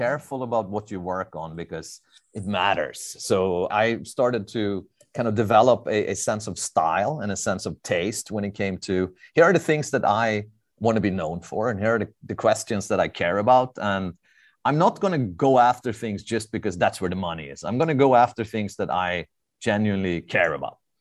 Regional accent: Stockholm, Stockholm County, Sweden; moved away as an adult; now in Southern California, United States; I'm, uh, born, raised, and, and educated in, in Stockholm, Sweden

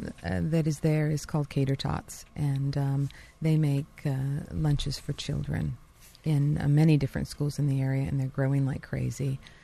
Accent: New York, United States; I came from New York, and that's where I got my cold-pressed juice and fell in love with it.

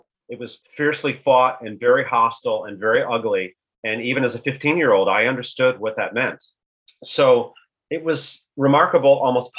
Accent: Chicago, Illinois, United States; I grew up in Chicago and still live here, and I was a student in high school in 1983

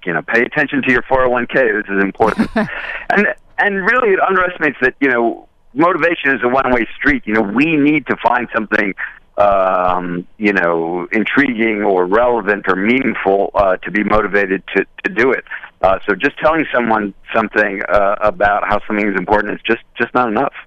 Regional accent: Westchester, New York, United States; I grew up in Westchester.

